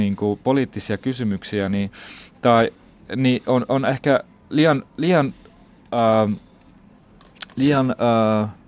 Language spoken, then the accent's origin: Finnish; Finland; also born or lived in Baghdad, Iraq; vaikka mä oon syntynyt Bagdadissa, mä oon kasvanut täällä Suomessa. Et mä oon tullut 13-vuotiaana, nyt on yli puolet mun elämästä täällä.